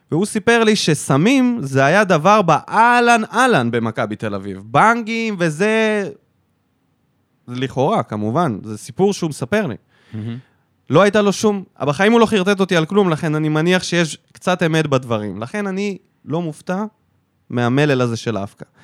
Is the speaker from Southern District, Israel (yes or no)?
yes; North Dalet, Sanhedrin, Southern District, Israel; אני גדלתי בצפון ד' בסנהדרין